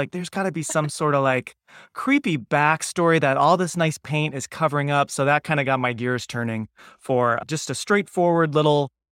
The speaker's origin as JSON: {"language": "English", "region": "Pennsylvania", "country": "United States", "tie": "born or raised there", "said": "I'm in Southern Maine now, but I grew up right outside of Philadelphia, and as a kid was auditioning lots of times in New York"}